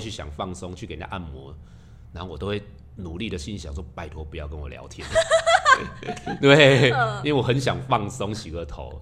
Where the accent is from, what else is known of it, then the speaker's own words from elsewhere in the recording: southern Taiwan, Taiwan; 我们是南部小孩长大的